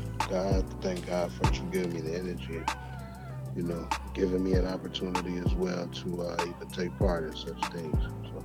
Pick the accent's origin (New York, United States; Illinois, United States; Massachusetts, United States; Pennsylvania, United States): Illinois, United States; Chicago; moved away as an adult; now in Atlanta, United States; growing up in Chicago. And I really wanted to, you know, be a rap star. Initially, you know, I moved from Chicago to Atlanta back in 2006 permanently